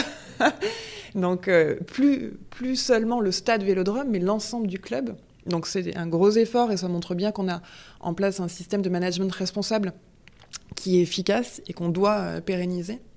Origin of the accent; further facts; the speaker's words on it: Marseille, Provence-Alpes-Côte d'Azur, France; moved away; also born or lived in Grenoble area; je suis fille de Marseillais, parents marseillais, grands-parents, arrière-grands-parents. Euh, donc euh, euh, c'est là où j'ai passé toute ma jeunesse